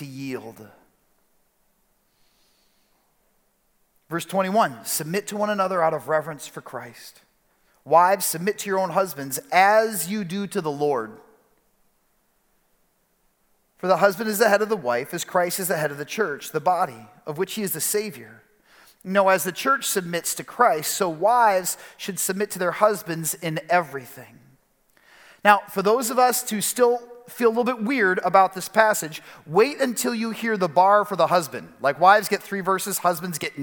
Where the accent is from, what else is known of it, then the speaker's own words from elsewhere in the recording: Chicago, Illinois, United States; moved away as an adult; also born or lived in Detroit; now in West Michigan, United States; my wife Kelly and I, we grew up in Chicago.